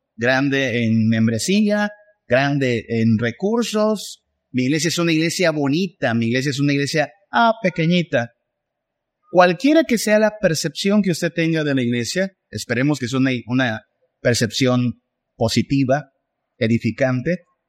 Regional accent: Mexico; somos mexicanos

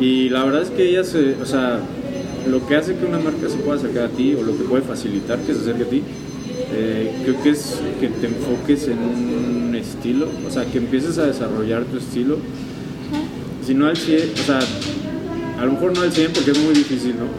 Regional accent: Mexico; somos mexicanos, vivimos aquí

